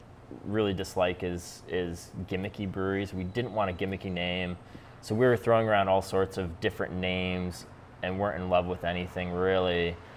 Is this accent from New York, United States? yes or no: yes; New York, United States; And we're from New York anyway, so we're at home in New York, we're at home in the Adirondacks